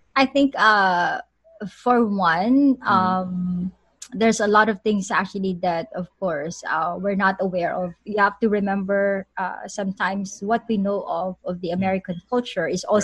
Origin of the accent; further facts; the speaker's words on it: Philippines; moved away; I'm a Filipino